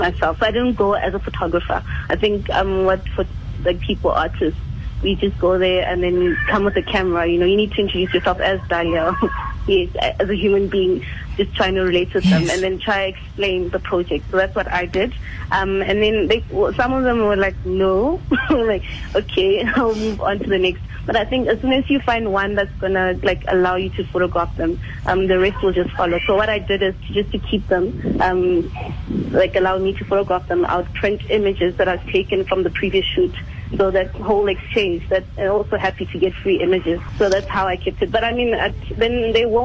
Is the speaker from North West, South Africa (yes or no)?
yes; Mahikeng, North West, South Africa; moved away; I'm from Mafeking